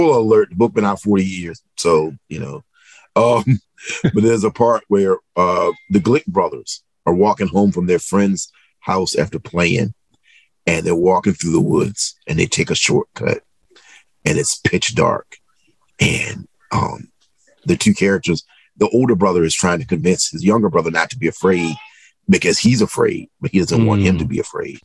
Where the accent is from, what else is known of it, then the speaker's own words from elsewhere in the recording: Southeastern Virginia, United States; I'm from Southeastern Virginia, and me and my mother lived, and my brother lived with my grandmother and grandfather.